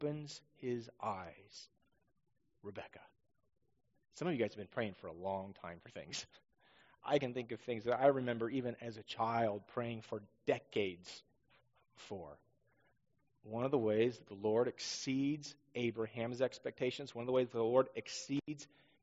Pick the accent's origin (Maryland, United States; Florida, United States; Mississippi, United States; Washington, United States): Washington, United States; Northeast; also born or lived in Southern California; now in Roseburg, United States; growing up in Northeast Washington